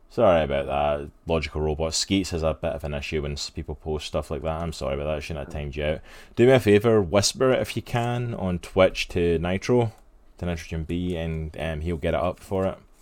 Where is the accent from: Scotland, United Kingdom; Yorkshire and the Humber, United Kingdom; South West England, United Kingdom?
Scotland, United Kingdom; I grew up in Scotland